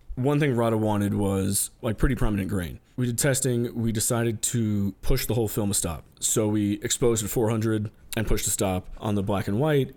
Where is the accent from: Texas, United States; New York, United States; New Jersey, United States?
New York, United States; I'm born and raised in New York.